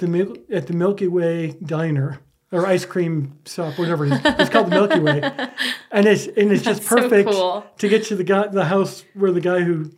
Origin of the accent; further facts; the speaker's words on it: Midwest, United States; moved away; I grew up in the Midwest